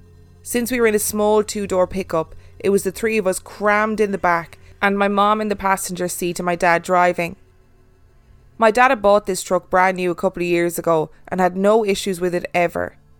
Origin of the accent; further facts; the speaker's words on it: Minnesota, United States; We are originally from Minnesota, but love taking trips around the state because of the vast history it has to offer.